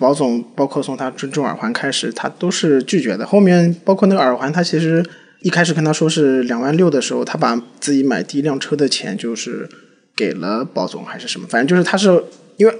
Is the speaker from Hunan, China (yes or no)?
no; Shanghai, China; 虽然我不是上海人，嗯，但是因为我从小在上海长大嘛，然后上海话也会一些